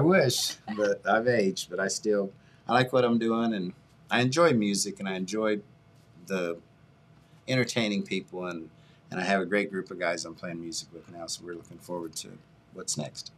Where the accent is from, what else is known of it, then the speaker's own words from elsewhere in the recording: United States; I'm originally from Lee Hollow, uh, off Limerick Road. Uh, all of my family went to uh, Jackson High School.